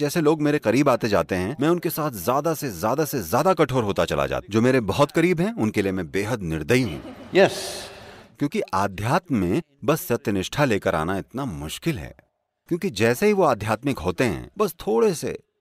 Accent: India; मैं भारत से हूँ

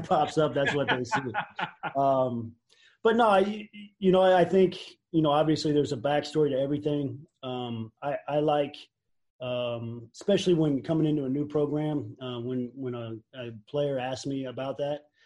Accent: Indiana, United States; I'm from Indiana

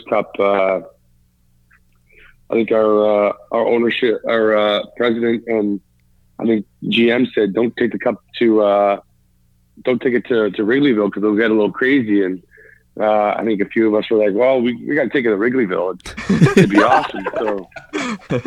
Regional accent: Toronto, Ontario, Canada; also born or lived in Mimico; now in London, Canada; Toronto, as my hometown and where I grew up and where I was a Leaf fan when I was a kid

